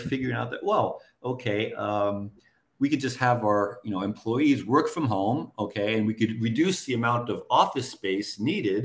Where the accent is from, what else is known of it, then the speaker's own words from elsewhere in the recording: United States; moved away as an adult; also born or lived in Japan; now in Southeast Asia; I was growing up in the States